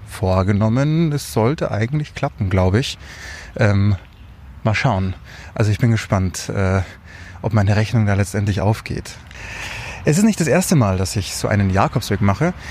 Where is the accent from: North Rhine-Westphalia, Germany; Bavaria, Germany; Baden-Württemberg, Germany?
Bavaria, Germany; Munich; bin aus München, arbeite dort beim Radio